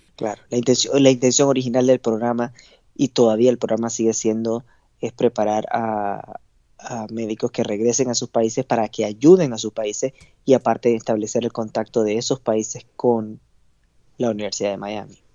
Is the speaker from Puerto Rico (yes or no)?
no; Panama; moved away as an adult; now in United States; en mi país no había residencia de endocrinología